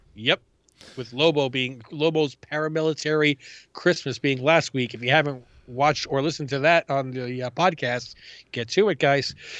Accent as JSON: {"language": "English", "town": "New York City", "region": "New York", "country": "United States", "tie": "born or raised there", "moved": "yes", "said": "I grew up in Ravenswood and hung out in Queensbridge"}